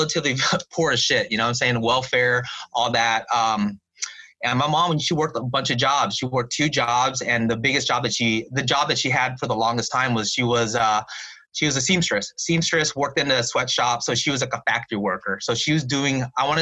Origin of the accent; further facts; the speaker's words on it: Santa Ana, California, United States; growing up in Santa Ana, I was just used to always being, you know, just pretty much used to being the only Vietnamese kid